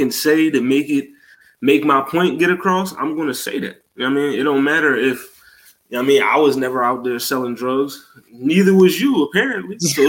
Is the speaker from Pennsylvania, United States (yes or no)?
yes; Philadelphia, Pennsylvania, United States; I'm from West Philly.